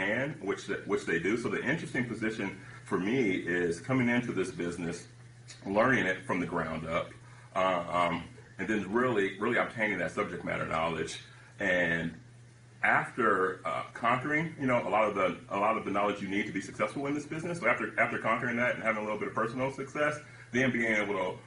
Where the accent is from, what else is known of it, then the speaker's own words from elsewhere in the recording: San Francisco Bay Area, California, United States; I'm from the Bay Area, right? Silicon Valley